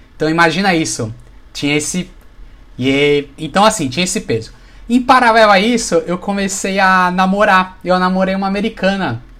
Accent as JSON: {"language": "Portuguese", "town": "Santos", "region": "São Paulo", "country": "Brazil", "said": "Sou de Santos, então sou do Vitoral de São Paulo"}